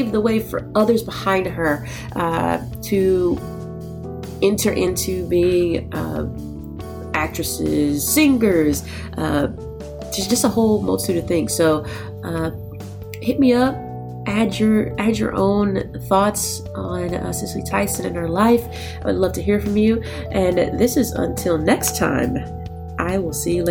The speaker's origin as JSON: {"language": "English", "region": "Texas", "country": "United States", "tie": "born or raised there", "said": "I grew up in Texas"}